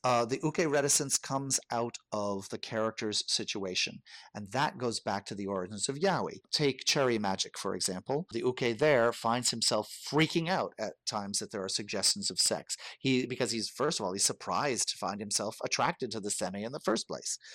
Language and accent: English; United States; I am white, I am American